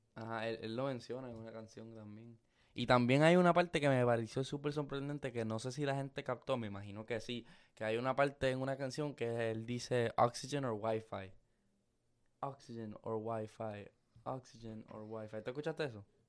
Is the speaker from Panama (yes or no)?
no; Luquillo, Puerto Rico; also born or lived in Fajardo; yo soy de Luquillo y de Fajardo